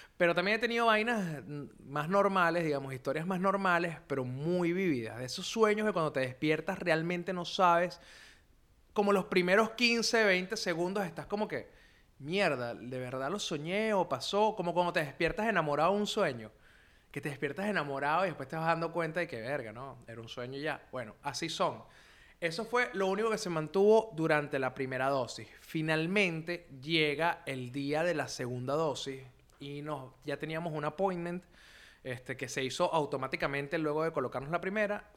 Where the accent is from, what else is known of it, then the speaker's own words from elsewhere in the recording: Venezuela; en mi país